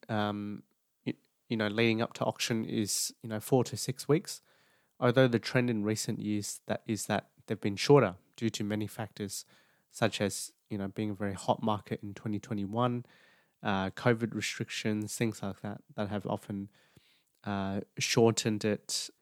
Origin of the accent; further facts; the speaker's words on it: New South Wales, Australia; New South Wales predominantly, just because that's my home state